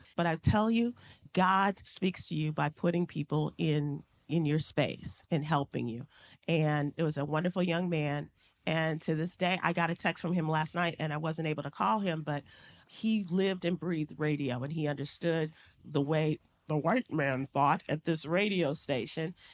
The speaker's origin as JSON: {"language": "English", "town": "Chicago", "region": "Illinois", "country": "United States", "tie": "born or raised there", "said": "a little black girl growing up in Chicago, going to a majority white school"}